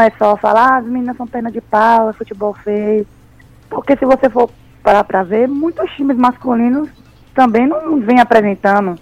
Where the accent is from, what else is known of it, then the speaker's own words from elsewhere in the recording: Tucano, Bahia, Brazil; also born or lived in São Paulo; E minha mãe veio para Bahia, né? Que a gente é do interior, lá de Tucano. Aí a gente veio morar aqui